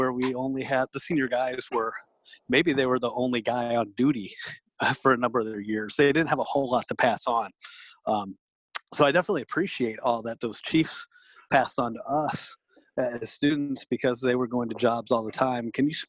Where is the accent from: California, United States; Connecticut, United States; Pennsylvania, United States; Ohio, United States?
Ohio, United States; Toledo; I grew up in Toledo